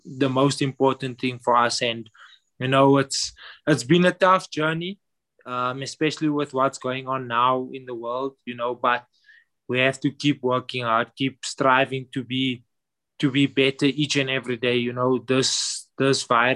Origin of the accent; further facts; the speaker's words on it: Johannesburg, Gauteng, South Africa; I grew up south of Johannesburg in an area called Annandale.